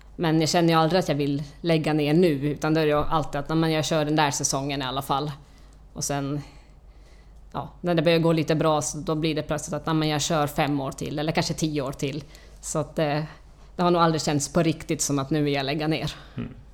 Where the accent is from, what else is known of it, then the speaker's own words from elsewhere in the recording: Finland; moved away as an adult; now in Stockholm, Sweden; Jag kommer från Finland, flyttade hit för, till Stockholm för 20 år sedan